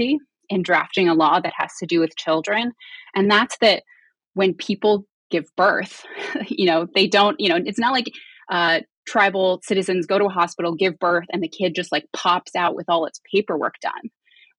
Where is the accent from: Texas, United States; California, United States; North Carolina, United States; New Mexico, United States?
New Mexico, United States; Nambé Pueblo; I'm from Nombre Pueblo, which is one of 19 different Pueblo nations in New Mexico.